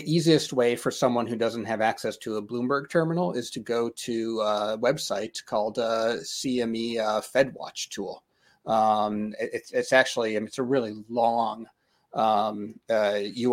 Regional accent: Denver, Colorado, United States; I'm from Denver

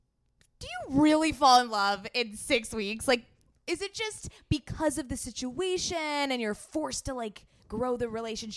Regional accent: San Diego, California, United States; growing up in San Diego

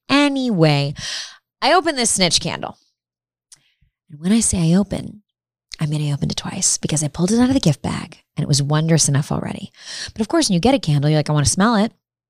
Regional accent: Chicago, Illinois, United States; now in Los Angeles, United States; I'm from Chicago.

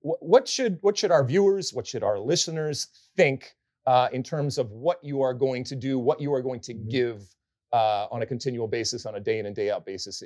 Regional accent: Detroit, Michigan, United States; I'm from Detroit.

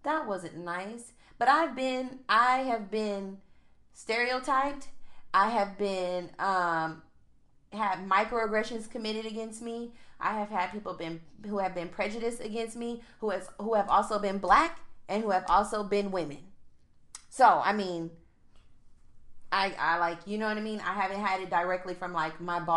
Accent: United States; outside of being African, I'm American.

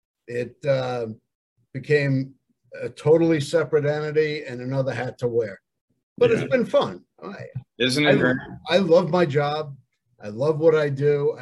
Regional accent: Long Island, New York, United States; growing up on Long Island

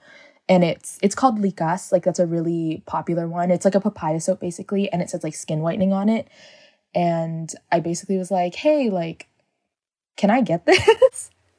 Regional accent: San Diego, California, United States; I am from San Diego. I'm 21 years old, and I identify as Filipino American.

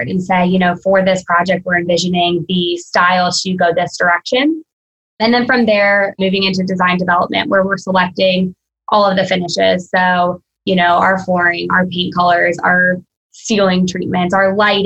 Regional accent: Virginia, United States; now in Florida, United States; I'm from Virginia originally, I'm in Florida now

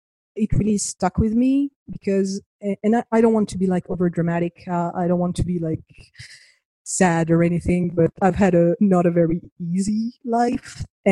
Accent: Argentina; It breaks my heart, because my family travels a lot. And I grew up in Argentina. We're homeschooled.

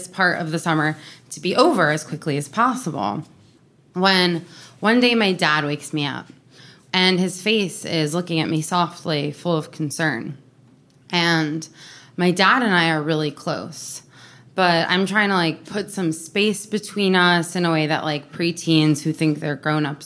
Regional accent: New York City, New York, United States; I grew up in New York City

